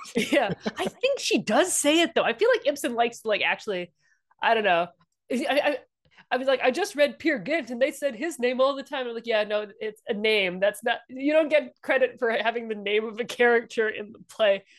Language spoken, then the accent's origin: English; Washington, District of Columbia, United States; also born or lived in Indianapolis; I grew up, uh, D C and, um, my, my family is from the Midwest